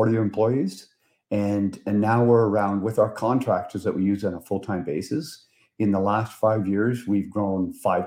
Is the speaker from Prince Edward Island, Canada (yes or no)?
yes; Prince Edward Island, Canada; moved away as an adult; also born or lived in New Brunswick; now in Ottawa, Canada; So I'm from Prince Edward Island, and I went to UPEI